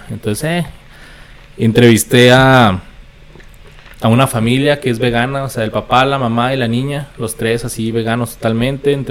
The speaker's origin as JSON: {"language": "Spanish", "country": "United States", "lives_now": "Juárez, Mexico", "said": "Porque pues soy allá de, soy gringo. Entonces trabajaba en El Paso y vivía aquí en Juárez."}